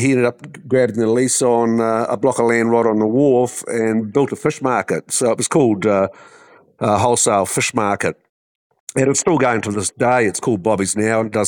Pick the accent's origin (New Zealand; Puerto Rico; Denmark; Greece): New Zealand; I grew up over here in New Zealand, and I come from a family of fishermen.